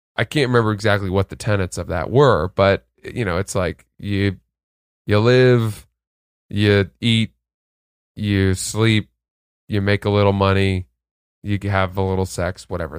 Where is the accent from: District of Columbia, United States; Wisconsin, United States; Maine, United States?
Maine, United States; now in New York, United States; I grew up in Maine